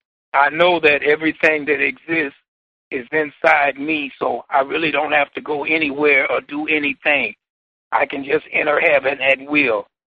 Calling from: Milwaukee, Wisconsin, United States; I'm calling from Milwaukee, Wisconsin.

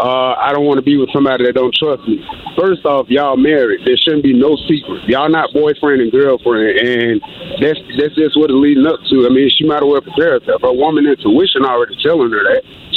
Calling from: Atlanta, Georgia, United States; I'm calling from Atlanta.

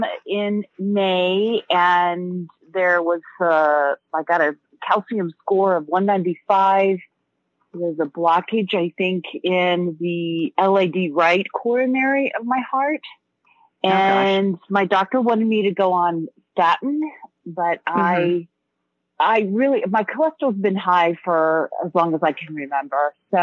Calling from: Blue Ridge Mountains, North Carolina, United States; I'm calling from the Blue Ridge Mountains in North Carolina.

